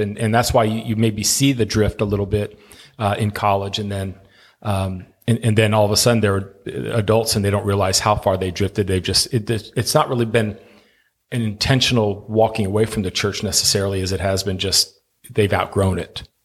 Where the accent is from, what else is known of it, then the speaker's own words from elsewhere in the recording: Miami, Florida, United States; moved away; my hometown, uh, of Miami